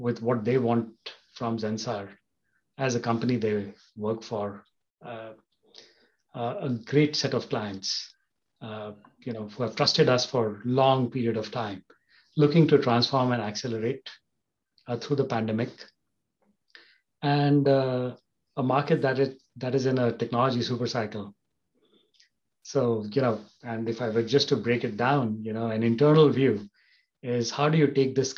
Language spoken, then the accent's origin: English; Kolkata, West Bengal, India; moved away as an adult; also born or lived in Germany / Switzerland / Netherlands; I grew up in Calcutta, in Eastern India.